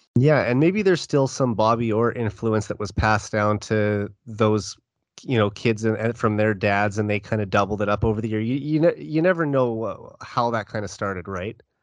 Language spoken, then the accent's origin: English; Saskatoon, Saskatchewan, Canada; growing up in Saskatoon